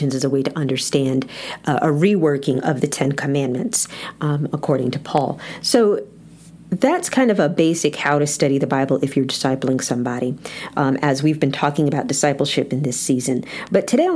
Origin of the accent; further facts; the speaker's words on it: United States; as American Christians